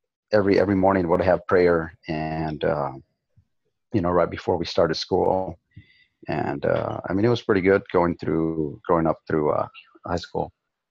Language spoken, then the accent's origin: English; Denver City, Texas, United States; I grew up in a small town, southwest of Lubbock, Denver City.